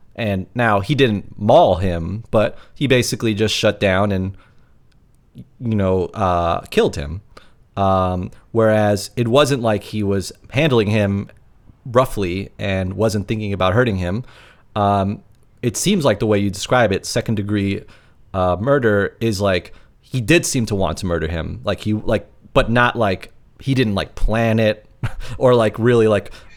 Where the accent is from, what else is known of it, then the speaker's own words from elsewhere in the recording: New York, United States; I'm a New Yorker, lifelong New Yorker.